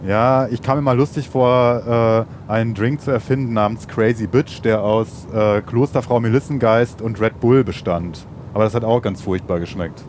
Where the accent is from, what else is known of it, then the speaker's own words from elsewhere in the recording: Ruhr area, North Rhine-Westphalia, Germany; den schönen Ruhrpott, wo ich herkomme